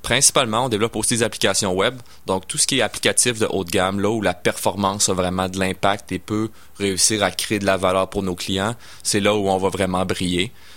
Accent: Sainte-Foy / South Shore, Quebec, Canada; also born or lived in Sainte-Foy; je suis né à Sainte-Foy, puis euh, born and raised euh, pour, la suite. en fait, j'ai été élevé sur la rive sud

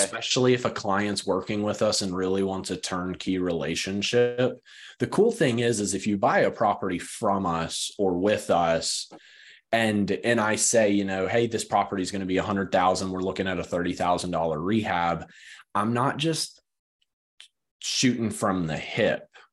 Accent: West Texas, United States; now in Greensboro, United States; I grew up in West Texas.

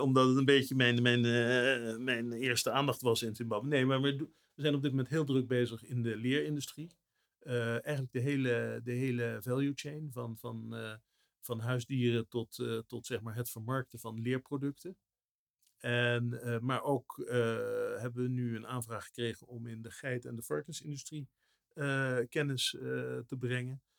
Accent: Netherlands; als Nederlanders

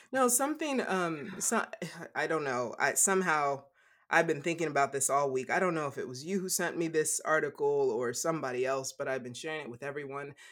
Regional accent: Louisiana, United States; growing up in Louisiana

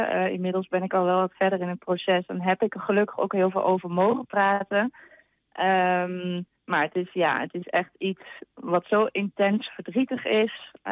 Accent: Hengelo, Overijssel, Netherlands; dat ik me meteen aangesproken, eh, aangesproken voelde omdat ik uit Hengelo kom.

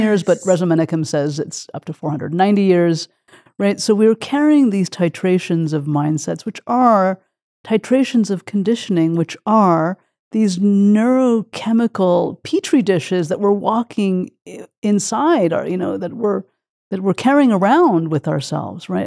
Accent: Quebec, Canada; my childhood and growing up in Quebec. Canada

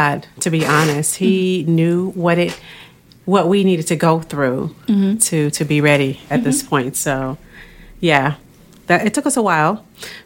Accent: Tulsa, Oklahoma, United States; moved away; also born or lived in Alexandria, Virginia; I'm proudly from Tulsa, Oklahoma

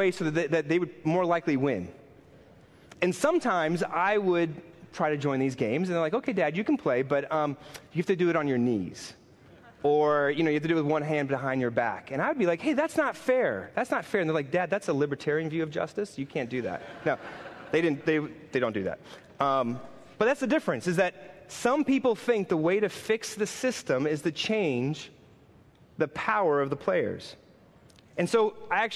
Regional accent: New York City, New York, United States; I'm a New Yorker. I've grown up in this town

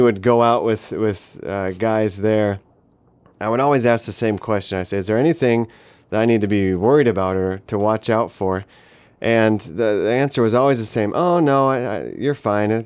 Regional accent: Denver, Colorado, United States; moved away as an adult; now in Palau; I grew up in Denver, Colorado, uh, for most

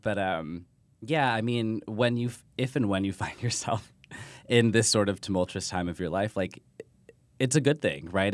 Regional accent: Texas, United States; my family, we're from Texas, where being Mexican is a little more, I don't, quote-unquote, normal

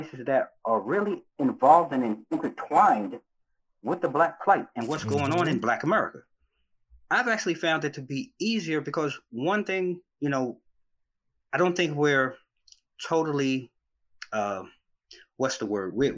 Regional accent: New York, United States; now in D.C., Maryland, Virginia area, United States; I'm originally from New York, and I've been transplanted in the DMV, the D.C., Maryland, Virginia area now for 25 years

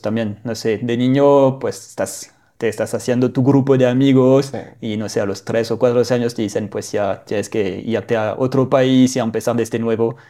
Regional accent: northern France, France; now in Mexico; soy del norte de Francia

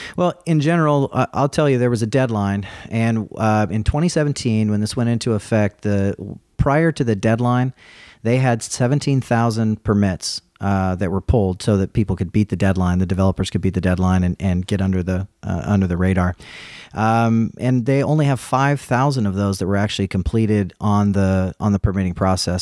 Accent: California, United States; moved away; I'm from California originally.

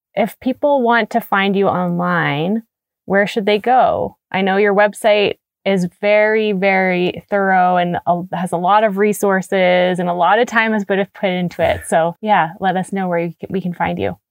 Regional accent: Canada; as a Canadian.

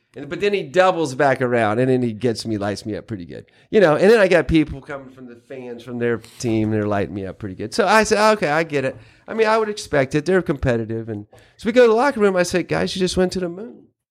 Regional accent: North Carolina, United States; moved away as an adult; also born or lived in Kentucky; I grew up in North Carolina, kind of in the country.

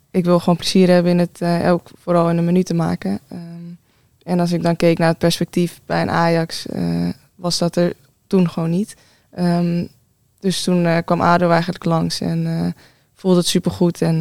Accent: Amsterdam, North Holland, Netherlands; Nee, ik kom uit Amsterdam.

